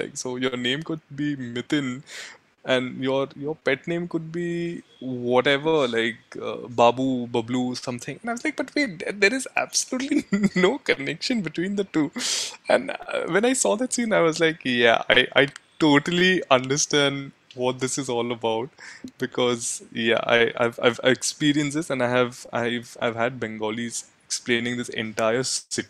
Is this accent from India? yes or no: yes; India; both my wife and I are constantly battling, that we've grown up in India in comfort, in privilege.